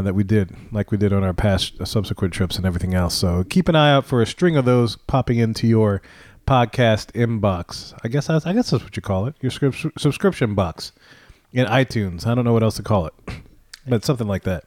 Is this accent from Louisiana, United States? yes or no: yes; New Orleans, Louisiana, United States; We're from New Orleans